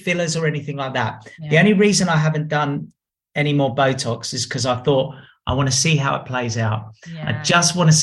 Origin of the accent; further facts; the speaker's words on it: Australia; I'm from Australia